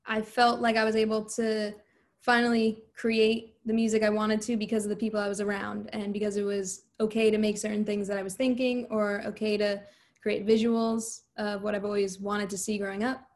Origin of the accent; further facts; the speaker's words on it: New Jersey, United States; I'm from New Jersey